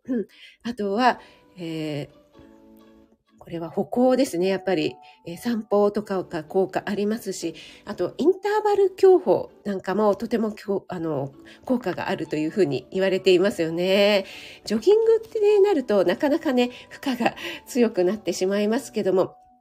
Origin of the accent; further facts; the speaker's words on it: Kanagawa, Japan; 出身地、一応神奈川県のちょっと、ちょっと田舎、でも都会だったんですね